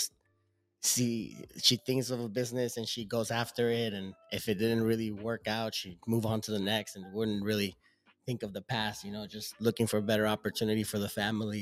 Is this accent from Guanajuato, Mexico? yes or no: no; Ciudad Juárez, Chihuahua, Mexico; moved away; also born or lived in El Paso, Texas; I grew up in Juarez, Chihuahua, in Mexico, right across the border from El Paso, Texas.